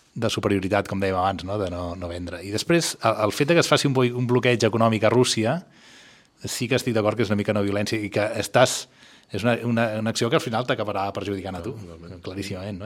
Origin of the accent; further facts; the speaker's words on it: Barcelona, Catalonia, Spain; jo, que sóc un barceloní eh, que viu aquí